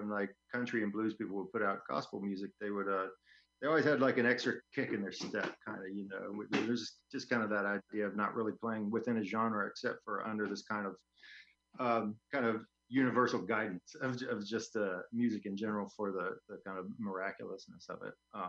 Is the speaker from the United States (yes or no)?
yes; San Francisco, California, United States; moved away as an adult; also born or lived in Portland / New Mexico; I was living on the West Coast in Northern California. I was born in San Francisco.